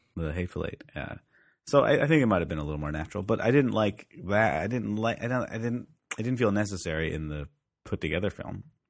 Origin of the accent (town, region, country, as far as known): Canada